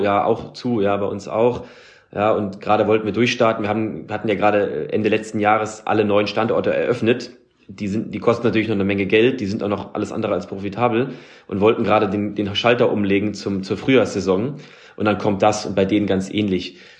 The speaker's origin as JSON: {"language": "German", "country": "Germany", "said": "wir als Deutsche"}